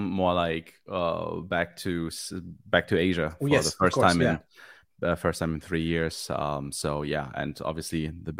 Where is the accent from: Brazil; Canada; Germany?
Germany; English is a second language; also born or lived in Manchester, United Kingdom; now in Ireland; I'm originally from Germany. I was born and raised there, then lived for like 10 years in the UK, in a place called Manchester